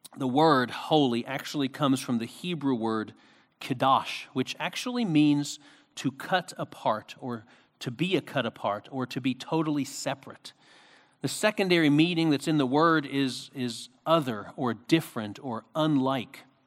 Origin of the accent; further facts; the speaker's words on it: Philadelphia, Pennsylvania, United States; when I was a kid, um, growing up in Philadelphia, we used to have Romanian get-togethers